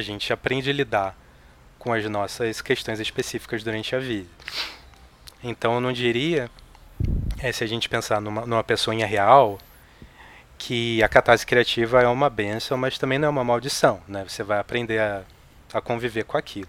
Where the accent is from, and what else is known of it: Rio de Janeiro, Brazil; born or raised there; moved away as an adult; now in São Paulo, Brazil